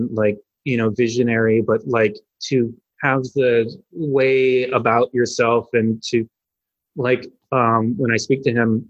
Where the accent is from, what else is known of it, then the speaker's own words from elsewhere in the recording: Bloomfield Hills, Michigan, United States; moved away as an adult; also born or lived in Los Angeles; I grew up outside of Detroit in a place called Bloomfield Hills, about 40 minutes outside the city